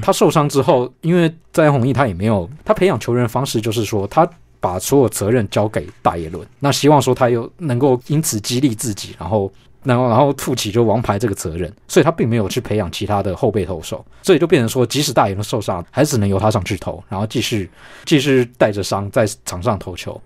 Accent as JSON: {"language": "Chinese", "country": "Taiwan", "said": "一方面我们台湾人好像觉得说对自己是有点没有信心"}